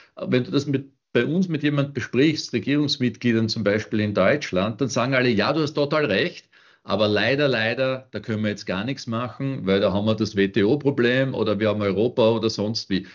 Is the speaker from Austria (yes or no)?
yes; Austria; ich als Österreicher